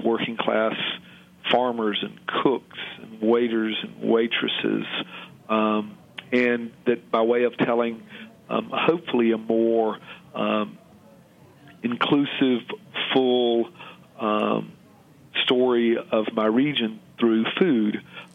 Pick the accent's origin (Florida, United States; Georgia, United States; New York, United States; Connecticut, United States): Georgia, United States; moved away as an adult; now in Oxford, United States; I was born in Georgia. My wife and son and I now live in Oxford, Mississippi, have for 22 years